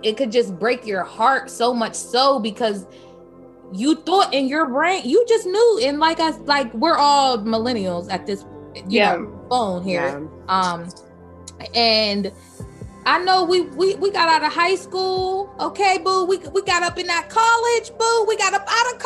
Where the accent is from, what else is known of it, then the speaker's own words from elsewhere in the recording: Pennsylvania, United States; moved away as an adult; also born or lived in San Pedro, California; I done moved all the way to California, okay? I'm from Pennsylvania